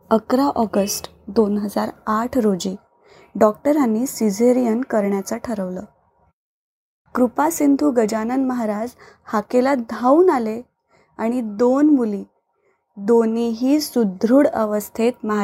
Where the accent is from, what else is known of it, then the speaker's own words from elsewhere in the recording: Pune, Maharashtra, India; now in Panaji, India; सध्या पणजी गोवा येथे वास्तव्यास आहे माझं माहेर पुण्याला तिथून शेगावची पालखी जायची